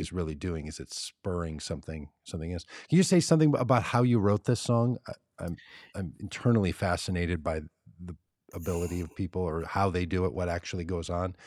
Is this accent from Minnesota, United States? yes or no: yes; Minneapolis, Minnesota, United States; I grew up in Minneapolis